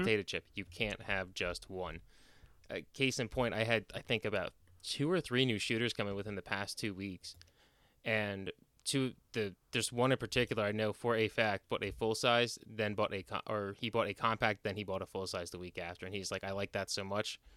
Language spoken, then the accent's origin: English; New Jersey, United States; moved away; growing up in, again, growing up in Jersey